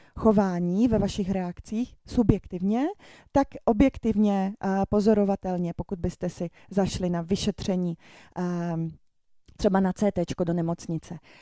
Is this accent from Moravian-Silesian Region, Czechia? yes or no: yes; Ostrava, Moravian-Silesian Region, Czechia; jsem z Ostravy, mám to v krvi